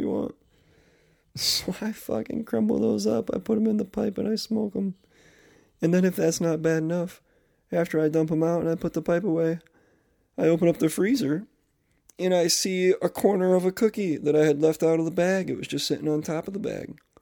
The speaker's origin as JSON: {"language": "English", "region": "Northeast", "country": "United States", "said": "I am officially back in my home state, up here in the Northeast"}